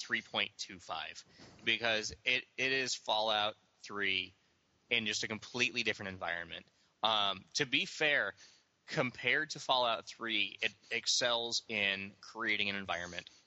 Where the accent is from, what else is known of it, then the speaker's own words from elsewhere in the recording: Las Vegas, Nevada, United States; I grew up in Las Vegas. I lived there for 25 years